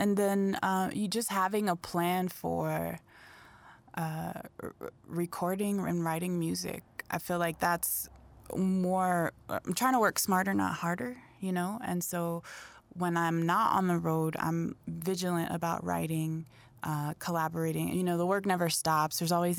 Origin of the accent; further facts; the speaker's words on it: Springfield, Ohio, United States; also born or lived in Dayton / Chicago; I live in southern New Mexico. I live in a small town, but originally I'm from the Midwest. I was a military baby, so I was all around, but mostly I spent time in Dayton, Springfield, Ohio, which is the birthplace of funk